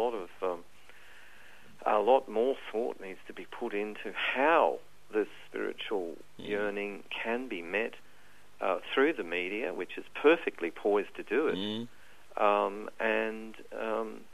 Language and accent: English; Alice Springs, Northern Territory, Australia; I grew up in Alice Springs, where there was no water on the surface at all